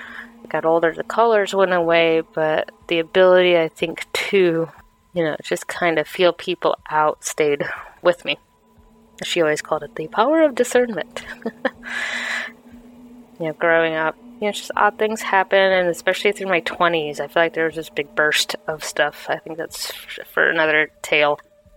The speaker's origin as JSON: {"language": "English", "region": "Iowa", "country": "United States", "also_born_or_lived": "Massachusetts", "said": "I live in Massachusetts, but I am originally from Iowa, lived a few places around the country."}